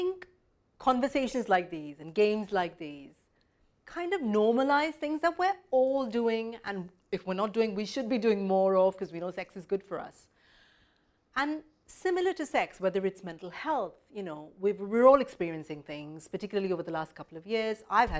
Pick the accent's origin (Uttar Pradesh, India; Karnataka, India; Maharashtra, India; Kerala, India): Maharashtra, India; Mumbai; moved away; I was certainly growing up in Mumbai